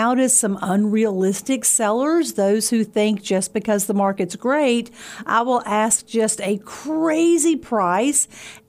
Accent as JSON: {"language": "English", "area": "Pulaski County", "region": "Virginia", "country": "United States", "tie": "born or raised there", "said": "We moved to Pulaski County. I was in the sixth grade, so about 12 years old. So I've been here, what, 40-plus years?"}